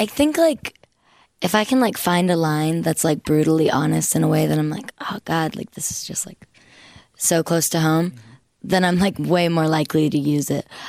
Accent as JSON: {"language": "English", "region": "Oklahoma", "country": "United States", "accent": "Southern", "said": "we're from Oklahoma, and I don't have much of a Southern accent, I like to think. but it does come out, like, around, like, my family and stuff, and, like, when I'm angry."}